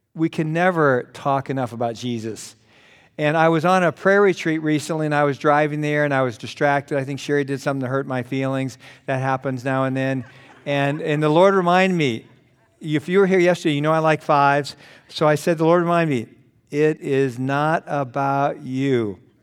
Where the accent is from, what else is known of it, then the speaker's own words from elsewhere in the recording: Los Angeles, California, United States; I was born in Los Angeles. My parents took me home at the end of the runway